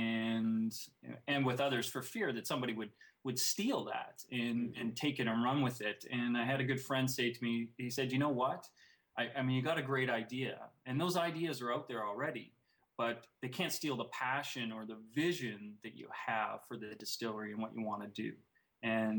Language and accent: English; Canada; it ties into my Scottish heritage as well. I mean, I'm Canadian